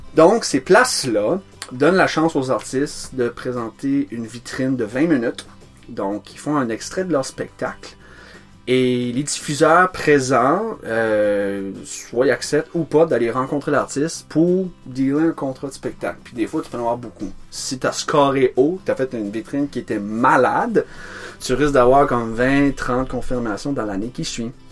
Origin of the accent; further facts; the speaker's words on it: Nigadoo, New Brunswick, Canada; je suis né là, euh, j'ai grandi là